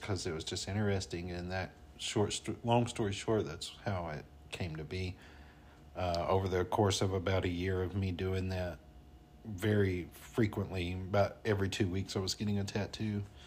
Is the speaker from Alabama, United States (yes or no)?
yes; North Alabama, United States; accent: twang; moved away as an adult; now in Colorado, United States; I'm from North Alabama